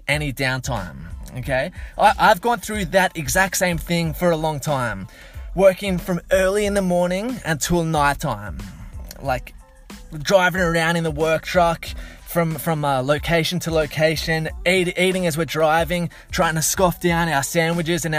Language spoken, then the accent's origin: English; Blue Mountains, Sydney, New South Wales, Australia; growing up around the Blue Mountains in Sydney